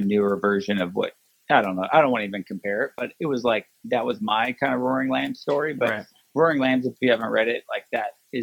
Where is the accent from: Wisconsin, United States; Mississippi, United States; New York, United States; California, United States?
California, United States; Sacramento; I grew up in Sacramento